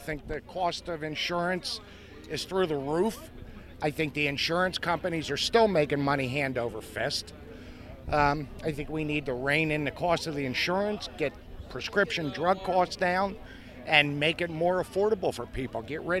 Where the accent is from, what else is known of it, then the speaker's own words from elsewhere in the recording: Bristol, Pennsylvania, United States; Bristol, PA.